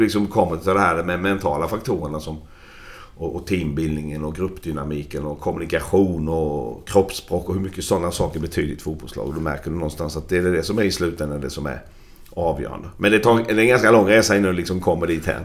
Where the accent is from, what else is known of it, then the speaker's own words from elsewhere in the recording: Växjö, Kronoberg County, Sweden; moved away; jag växte upp i Växjö